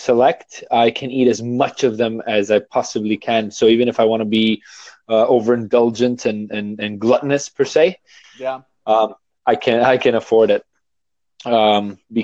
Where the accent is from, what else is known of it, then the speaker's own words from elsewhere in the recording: Toronto, Ontario, Canada; I'm from Toronto, Canada.